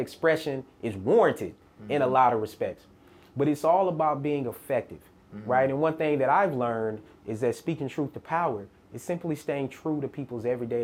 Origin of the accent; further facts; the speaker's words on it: Murfreesboro, Tennessee, United States; I'm from Murfreesboro